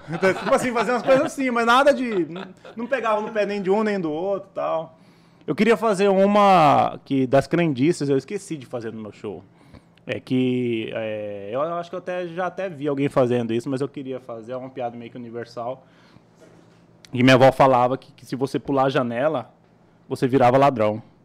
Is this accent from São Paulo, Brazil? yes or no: no; Cuiabá, Mato Grosso, Brazil; also born or lived in Várzea Grande; eu sou nascido em Várzea Grande, né? Uhum. Criado no CPA